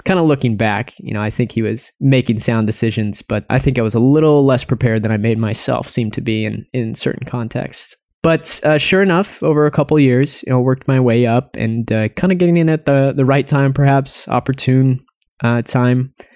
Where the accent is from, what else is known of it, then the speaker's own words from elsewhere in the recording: Spokane, Washington, United States; I'm originally from Spokane, Washington